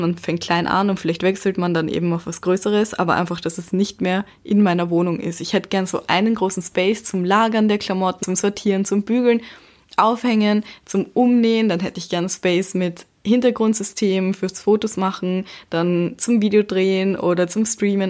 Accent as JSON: {"language": "German", "town": "Baden", "region": "Lower Austria", "country": "Austria", "moved": "as an adult", "lives_now": "Vienna, Austria", "said": "ich komme ja aus Baden und dort konnte man überall zu Fuß hingehen oder eben mit dem Bus fahren"}